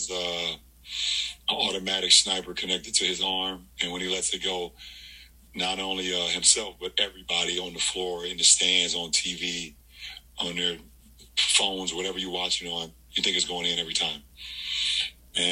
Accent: Akron, Ohio, United States; where I grew up here in Akron, Ohio

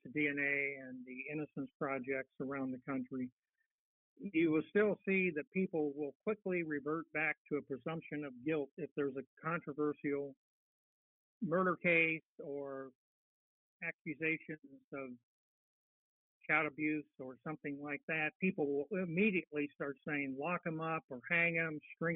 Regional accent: Northern Ohio, United States; I grew up in Northern Ohio, and when I was a little boy

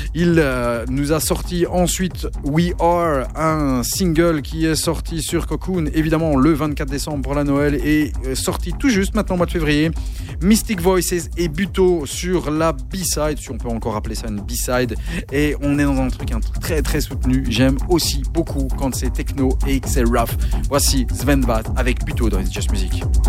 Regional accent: Belgium; chez nous en Belgique

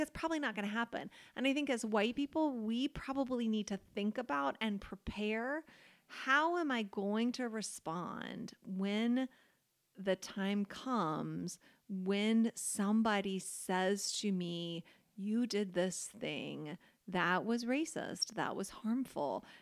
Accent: United States; us as American, white Americans

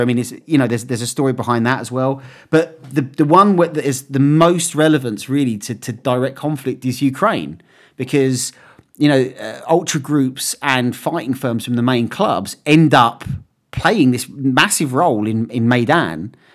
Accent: England, United Kingdom; I was from England and I was a West Ham fan

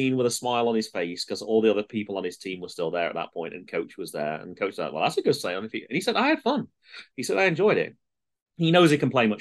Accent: United Kingdom; moved away as an adult; now in United States; I'm British.

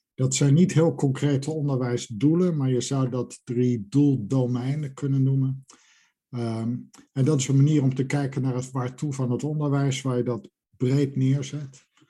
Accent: Netherlands; moved away as an adult; also born or lived in United Kingdom; now in Edinburgh, United Kingdom; geboren in Nederland en sinds ruim 20 jaar werkende in Groot-Brittannië.

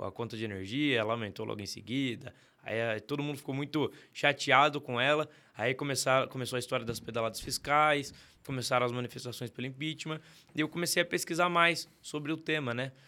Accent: Sorocaba, São Paulo, Brazil; also born or lived in São José dos Campos; eu nasci em Sorocaba, mas com 11 anos mudei para São José dos Campos

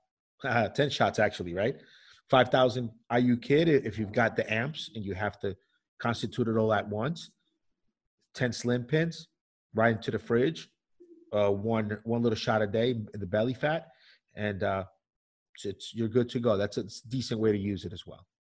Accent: New York, United States; I grew up in New York

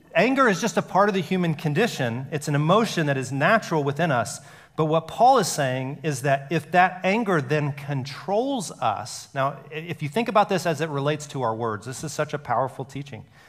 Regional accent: Alabama, United States; growing up in Alabama and a lot of the history was, was hidden from us

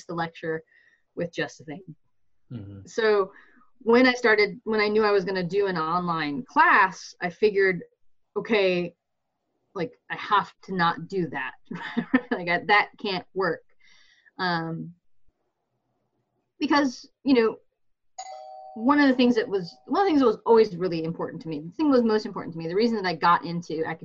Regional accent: Michigan, United States; I grew up in Michigan with, at least for part of my life, a kind of evangelical upbringing

